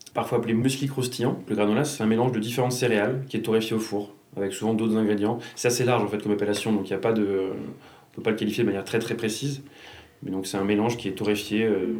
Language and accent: French; Lyon, Auvergne-Rhône-Alpes, France; je suis lyonnais depuis beaucoup plus longtemps, depuis que j'ai 5 ans